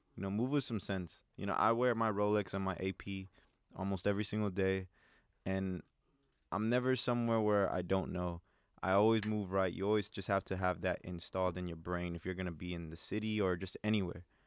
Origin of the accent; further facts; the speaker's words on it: Los Angeles, California, United States; I grew up in South Central